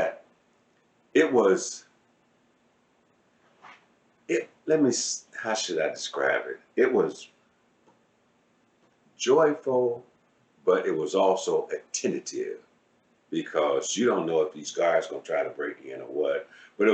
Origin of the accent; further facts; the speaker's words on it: Cleveland, Ohio, United States; I'm from Cleveland, Ohio, born and raised.